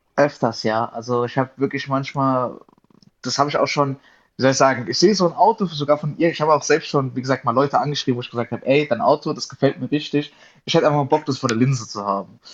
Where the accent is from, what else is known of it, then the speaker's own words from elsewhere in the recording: Darmstadt, Hesse, Germany; ich komme aus Darmstadt in Südhessen